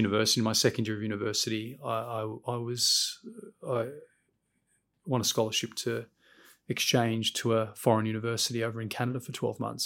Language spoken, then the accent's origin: English; Sydney, New South Wales, Australia; moved away as an adult; now in London, United Kingdom; I grew up in Sydney, in Western Sydney, first generation Australian